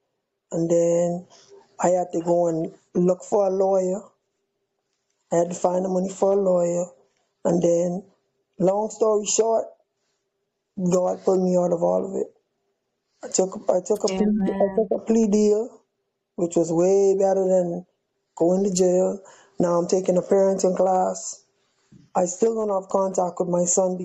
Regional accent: Bahamas; moved away as an adult; also born or lived in Miami; I'm from the Bahamas. All of my family is still in Nassau

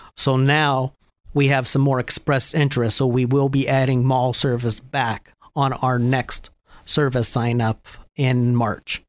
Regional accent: Erie, Pennsylvania, United States; I was born and raised here in Erie.

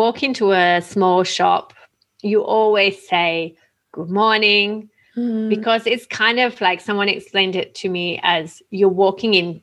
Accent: Australia; also born or lived in Milan; I'm Australian

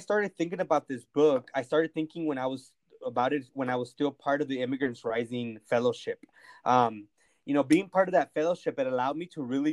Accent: Santa Ana, California, United States; English is a second language; my hometown of Santa Ana, California

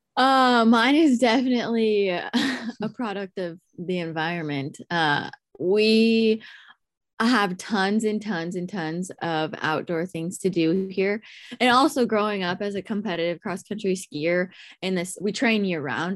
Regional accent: Alaska, United States; I grew up in Alaska. Um, I was born and raised here

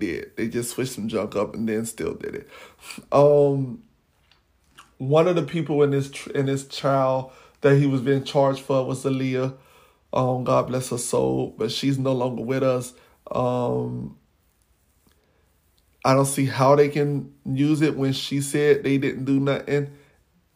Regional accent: Florida, United States; I'm from Florida

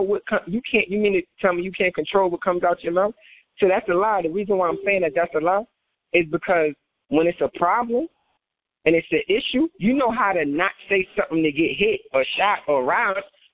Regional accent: New Jersey, United States; I'm from Jersey, so I think sometimes even my accent

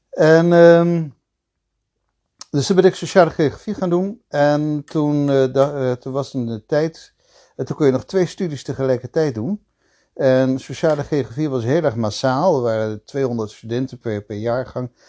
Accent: Belgium; also born or lived in The Hague, Netherlands / Italy / Switzerland; ik ben ehm, ehm, geboren in Den Haag. Maar

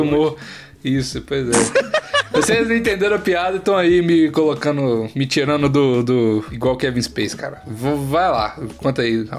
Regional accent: Curvelo, Minas Gerais, Brazil; sou de Curvelo, né? E aí eu tenho avós que moram lá, tem casa lá e tudo mais

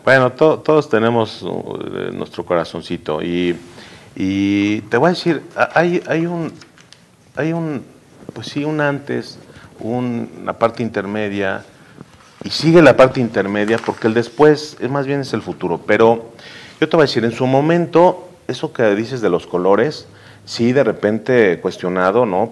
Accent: Puebla, Mexico; los poblanos somos exigentes, los poblanos somos, cuestionamos, los poblanos somos complejos

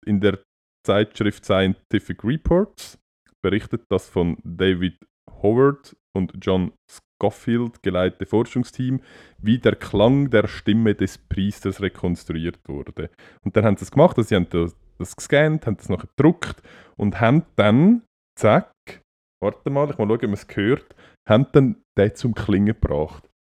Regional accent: Switzerland; bei uns in der Schweiz

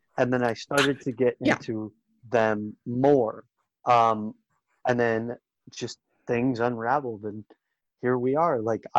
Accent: Tampa, Florida, United States; I am from Tampa, Florida.

